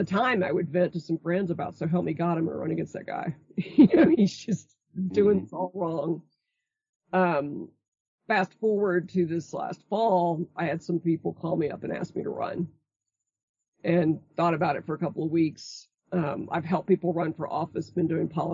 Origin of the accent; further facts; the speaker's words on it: Brownwood, Texas, United States; I grew up in Brownwood, Texas